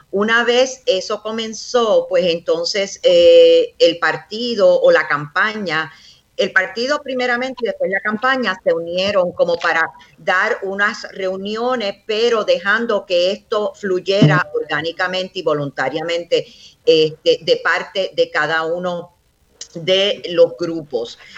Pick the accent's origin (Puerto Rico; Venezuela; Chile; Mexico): Puerto Rico; esas son las clases de cosas que nosotros como puertorriqueños hemos estado haciendo en una forma voluntaria.